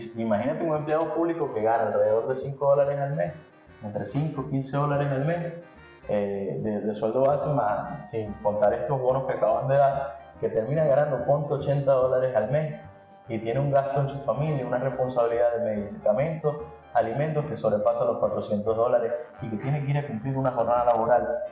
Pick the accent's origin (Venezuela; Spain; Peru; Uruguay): Venezuela; Los venezolanos no estamos acostumbrados a tener a las familias separadas